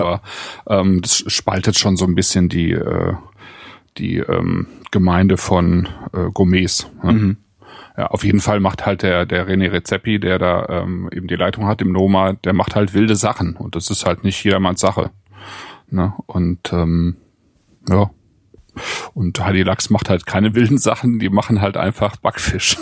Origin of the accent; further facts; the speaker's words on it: Bonn, North Rhine-Westphalia, Germany; moved away; in Bonn in mhm. sozusagen meiner alten Heimat